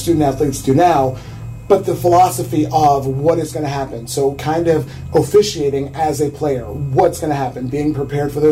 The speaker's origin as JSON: {"language": "English", "region": "central Illinois", "country": "United States", "tie": "born or raised there", "said": "I grew up here."}